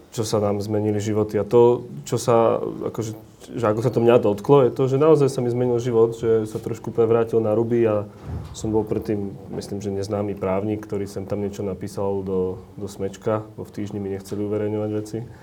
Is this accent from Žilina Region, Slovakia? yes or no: yes; Orava, Žilina Region, Slovakia; ja som z Oravy